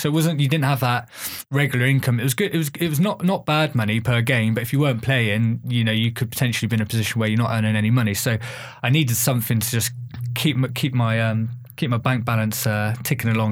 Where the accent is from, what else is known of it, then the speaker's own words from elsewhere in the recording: Bath, South West England, United Kingdom; I grew up in Bath.